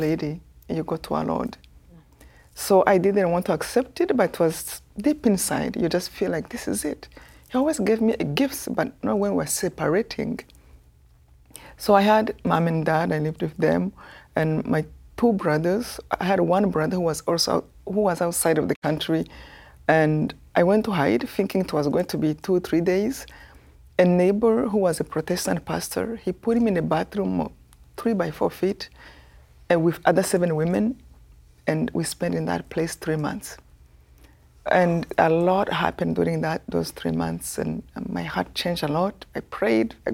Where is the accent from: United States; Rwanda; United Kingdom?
Rwanda; moved away as an adult; I come from Rwanda, this tiny